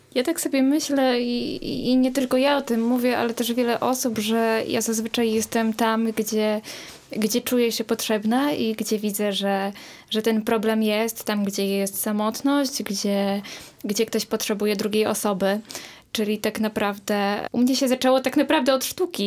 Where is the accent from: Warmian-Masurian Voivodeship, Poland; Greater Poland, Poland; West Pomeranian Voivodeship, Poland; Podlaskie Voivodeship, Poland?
West Pomeranian Voivodeship, Poland; Połczyn-Zdrój; jestem też z małego miasta, więc to, co robię, jest odbierane w bardzo różny sposób, ale ale, ale współpracuję jako ja prywatna osoba, ale też jako stowarzyszenie właśnie Niezwykły Połczyn